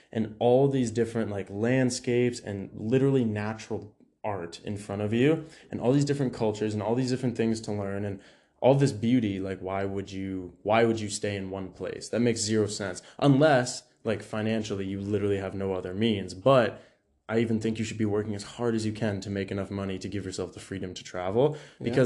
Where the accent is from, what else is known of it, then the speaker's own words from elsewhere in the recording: Orillia, Ontario, Canada; now in London, Canada; my back hometown in Orillia